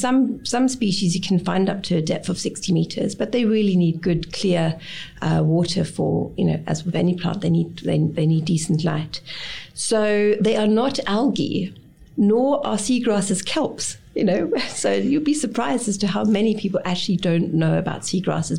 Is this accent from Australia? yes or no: no; East Germany, Germany; now in South Africa; I grew up in East Germany